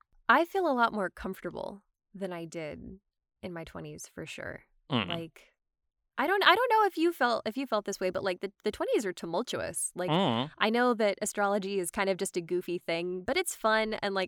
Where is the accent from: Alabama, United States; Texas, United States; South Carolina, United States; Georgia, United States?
Georgia, United States; Atlanta; moved away as an adult; now in Los Angeles, United States; I'm from Atlanta, and before I moved to LA, I was working as a PA on this night shoot for Andrew Donahoe.